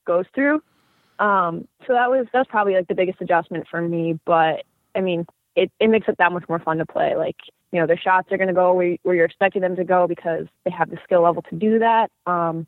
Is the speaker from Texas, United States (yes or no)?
no; Westchester County, New York, United States; I grew up in Westchester